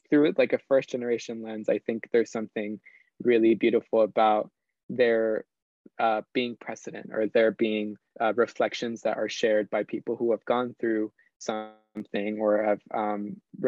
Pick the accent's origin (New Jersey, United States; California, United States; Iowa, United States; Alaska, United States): New Jersey, United States; Dover; also born or lived in Armenia, Colombia; here in my hometown of Dover, New Jersey